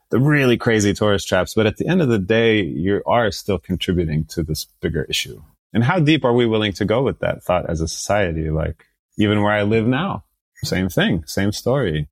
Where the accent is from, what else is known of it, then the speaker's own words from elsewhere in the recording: United States; also born or lived in Saudi Arabia; to come to the US at the age of four, and start to grow up here